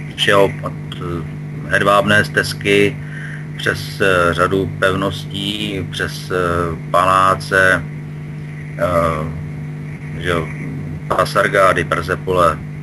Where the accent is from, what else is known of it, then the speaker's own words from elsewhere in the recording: Czechia; my jako Češi